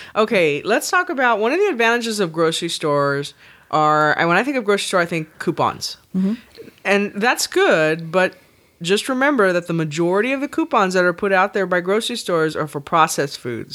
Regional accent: the South, United States; I'm from the South

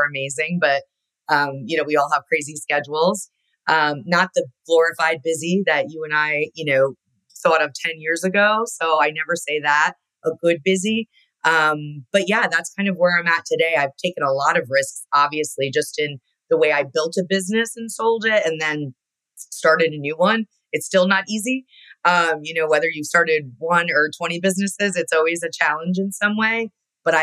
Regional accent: Connecticut, United States; I grew up in Connecticut.

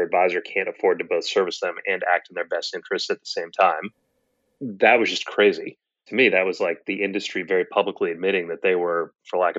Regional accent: Boston, Massachusetts, United States; moved away as an adult; also born or lived in Stanford, California; I grew up in Boston, went to Stanford undergrad

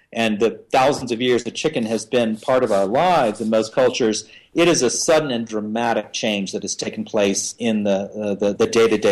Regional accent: United States; as an American

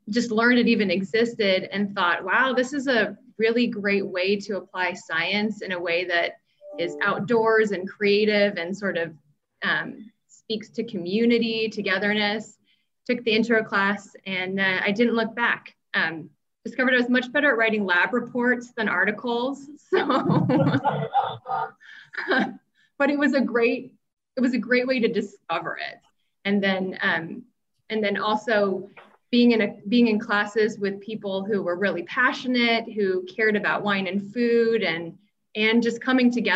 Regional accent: Vacaville, California, United States; I'm originally from Vacaville

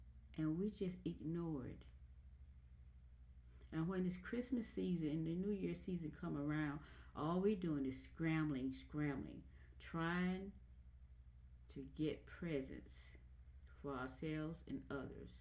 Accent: United States; I'm an American.

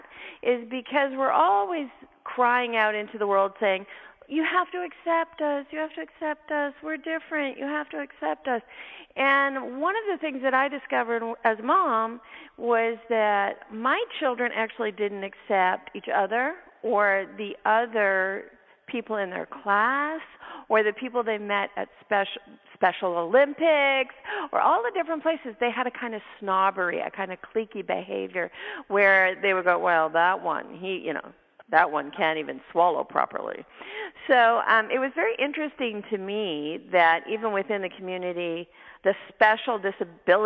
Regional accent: Canada; I'm Canadian. I have an accent

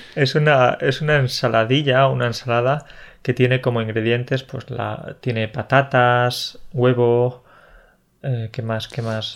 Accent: Andalusia, Spain; soy, del sur, soy de Andalucía

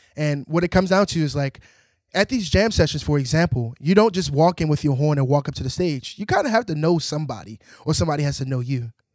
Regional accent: Baltimore, Maryland, United States; I'm from Baltimore, born and raised, grew up in the church

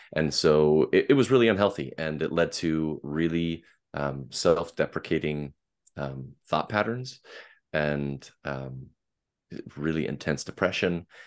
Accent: Portland, Oregon, United States; I am from the Pacific Northwest and, uh, just outside of Portland in the Portland metropolitan area

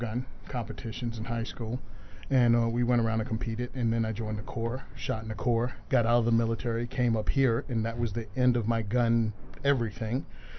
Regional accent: Virginia, United States; moved away as an adult; Born and raised around firearms. I'm from Virginia. In the country growing up

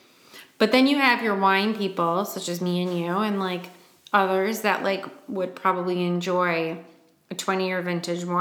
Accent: Michigan, United States; I'm from Michigan.

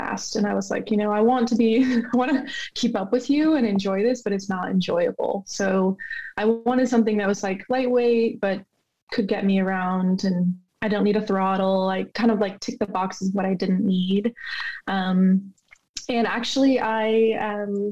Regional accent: Idaho, United States; moved away as an adult; now in Portland, United States; I grew up in Idaho

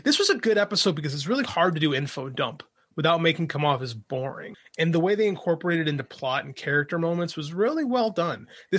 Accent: Midwest, United States; I'm from the Midwest.

